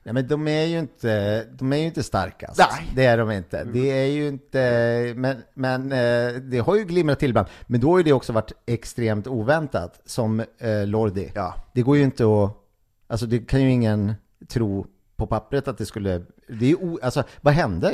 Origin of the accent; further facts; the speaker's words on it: Gimo, Uppsala County, Sweden; moved away; Gimo, eh, orten där jag kommer ifrån